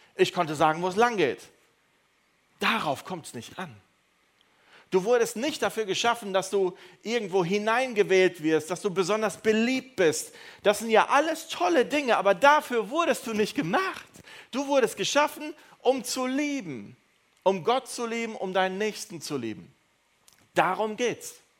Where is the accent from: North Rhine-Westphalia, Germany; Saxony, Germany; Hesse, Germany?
North Rhine-Westphalia, Germany; Neuss; ich komme aus, äh, aus Düsseldorf, aus Neuss